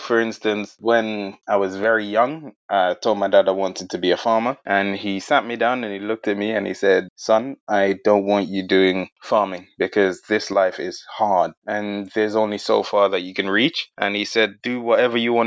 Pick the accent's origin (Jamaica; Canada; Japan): Jamaica; moved away as an adult; now in United Kingdom; I'm originally from Jamaica, and I emigrated here just over a decade ago